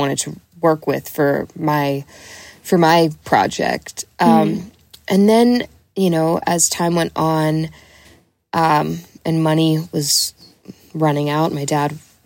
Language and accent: English; Delray Beach, Florida, United States; also born or lived in Miami; I'm from Delray Beach, which is an hour north of there